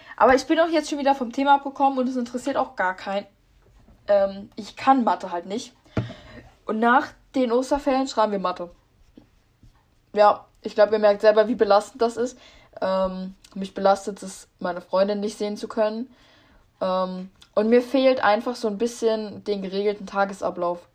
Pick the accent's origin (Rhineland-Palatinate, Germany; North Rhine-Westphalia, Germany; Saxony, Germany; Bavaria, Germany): Rhineland-Palatinate, Germany; ich komme aus Rheinland-Pfalz